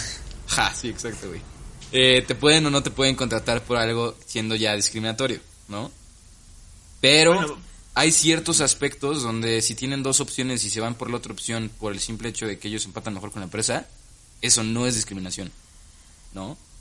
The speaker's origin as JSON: {"language": "Spanish", "country": "Mexico", "said": "Nosotros como mexicanos"}